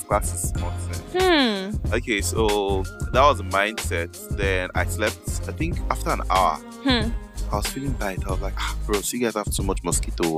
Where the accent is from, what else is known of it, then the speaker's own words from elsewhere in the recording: Lagos, Nigeria; also born or lived in Kogi State; I'm born and brought up in Lagos